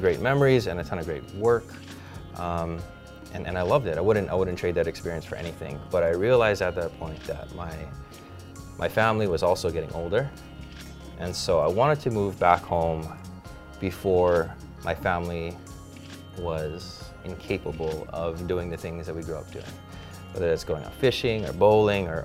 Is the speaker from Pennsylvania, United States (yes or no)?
no; Hawaii, United States; moved away as an adult; growing up in Hawaii in a Japanese family where everybody's close